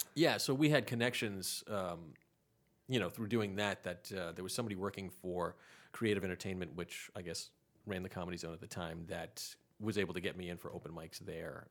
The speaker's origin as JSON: {"language": "English", "region": "Rhode Island", "country": "United States", "moved": "as an adult", "lives_now": "Charlotte, United States", "said": "I'm from Rhode Island"}